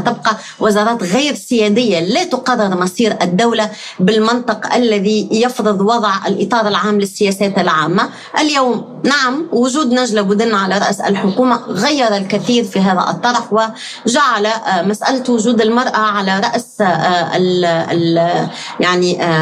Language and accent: Arabic; Tunisia; نحن كتونسيين